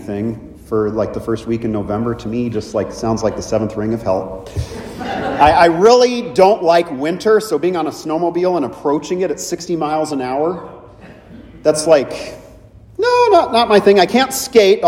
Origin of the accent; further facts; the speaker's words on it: California, United States; moved away as an adult; also born or lived in Minnesota; growing up in California, for me, I've spent 25 years in Minnesota, but growing up in California